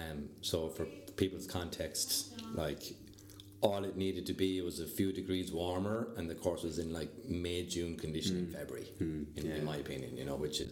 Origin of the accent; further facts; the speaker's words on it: Kilfenora, Munster, Ireland; moved away; For me, originally being from Kilfenora in County Clare